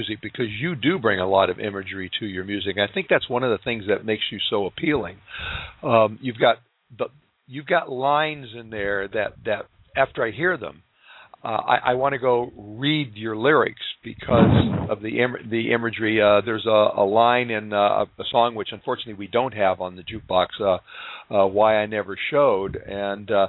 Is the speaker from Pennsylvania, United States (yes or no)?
no; Corpus Christi, Texas, United States; also born or lived in La Mesa, Texas; I am, Corpus Christi. Different part of Texas